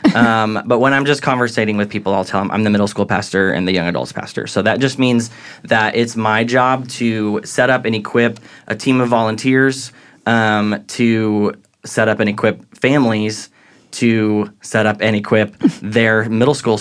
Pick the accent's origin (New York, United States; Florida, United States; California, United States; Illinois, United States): Illinois, United States; Southern; accent: Midwestern; also born or lived in Dallas, Texas; now in Texas, United States; So I was born in Dallas, but I grew up in Southern Illinois, and so I kind of claim a little bit of both